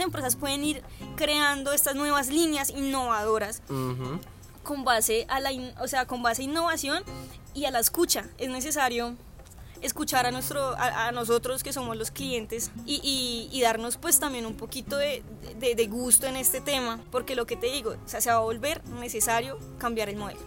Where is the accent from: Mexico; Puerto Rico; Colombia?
Colombia; nosotros como colombianos